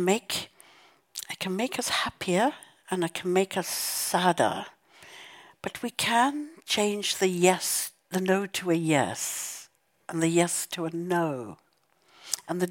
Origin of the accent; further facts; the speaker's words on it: South Africa; growing up in South Africa and the violence of apartheid